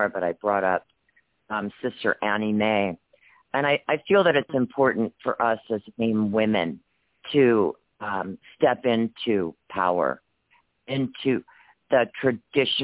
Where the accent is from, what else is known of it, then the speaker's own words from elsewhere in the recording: Wounded Knee, South Dakota, United States; I'm from Wounded Knee